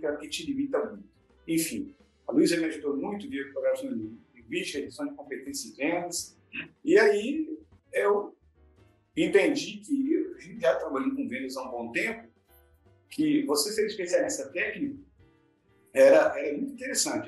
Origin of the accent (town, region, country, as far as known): Cariacica, Espírito Santo, Brazil; born or raised there; also born or lived in Vitória